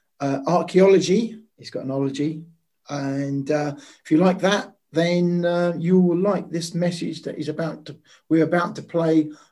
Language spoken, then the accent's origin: English; Maldives; I'm from the Maldives.